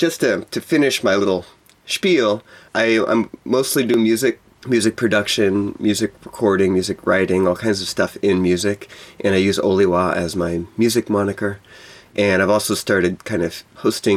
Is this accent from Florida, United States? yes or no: no; Texas, United States; moved away; also born or lived in Hawaii; I moved away from Texas, where I grew up